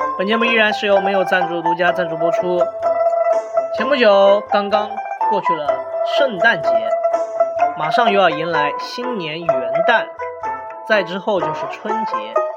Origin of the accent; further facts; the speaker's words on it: China; 我们中国人